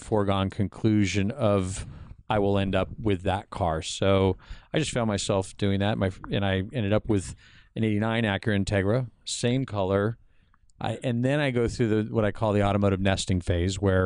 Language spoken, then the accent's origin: English; La Habra, California, United States; I grew up in La Habra